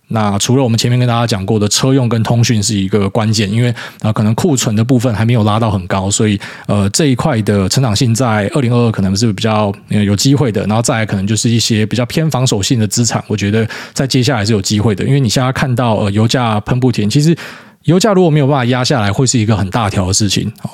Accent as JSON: {"language": "Chinese", "region": "Miaoli County", "country": "Taiwan", "said": "我是苗栗人，那我们家也烧过山"}